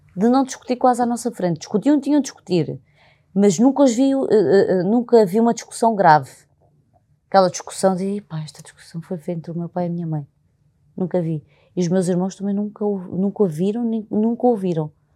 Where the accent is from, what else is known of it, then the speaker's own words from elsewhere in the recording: Alentejo, Portugal; accent: Alentejano; now in Lisbon, Portugal; quando sou genuína e falo muito alentejano